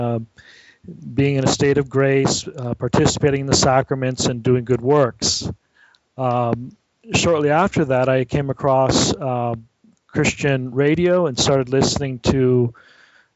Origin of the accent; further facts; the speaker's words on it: San Francisco Bay Area, California, United States; moved away as an adult; now in Viterbo, Italy; I was raised in the San Francisco Bay Area